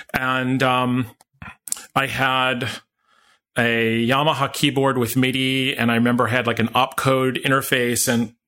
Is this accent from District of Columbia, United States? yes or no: yes; Washington, District of Columbia, United States; also born or lived in New York City; because I was born in New York City, but I grew up in Washington, D.C.